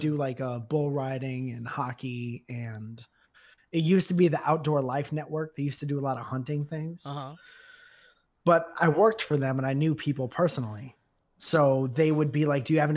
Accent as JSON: {"language": "English", "region": "Connecticut", "country": "United States", "said": "I'm a musician and I'm from Connecticut"}